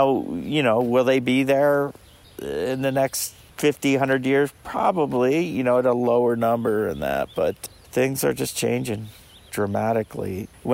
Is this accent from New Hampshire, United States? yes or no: yes; New Hampshire, United States; You know, what I learned in my home state of New Hampshire